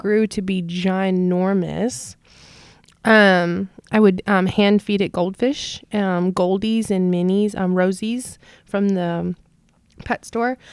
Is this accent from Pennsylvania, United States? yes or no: no; North Carolina, United States; moved away as an adult; also born or lived in Hilo, Hawaii; now in San Antonio, United States; I grew up in North Carolina till I was eighteen